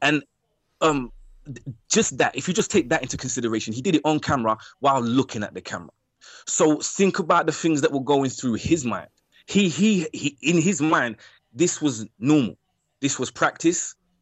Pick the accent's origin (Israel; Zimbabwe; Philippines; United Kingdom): United Kingdom; London; My experience as a black man in East London